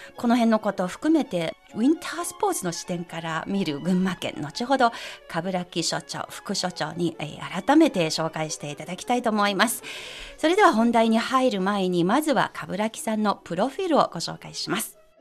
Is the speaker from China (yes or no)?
yes; Ma'anshan, Anhui, China; 私のふるさとの安徽省の万山市